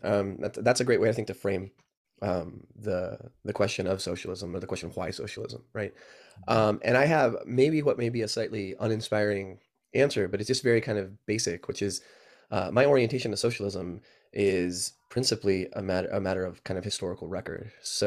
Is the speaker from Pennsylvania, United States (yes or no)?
no; Brownsville, Texas, United States; born there; You know, I was born in Texas, in Brownsville, Texas, and grew up moving around in a lay Catholic missionary family.